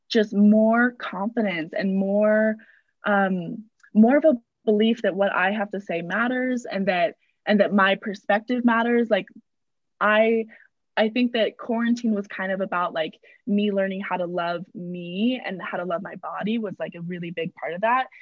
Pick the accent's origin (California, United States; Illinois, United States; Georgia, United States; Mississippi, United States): California, United States; San Diego; moved away as an adult; now in Utah, United States; I'm from San Diego originally